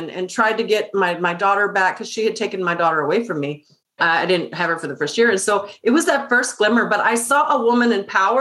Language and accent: English; Austin, Texas, United States; the guys that I grew up with in East Austin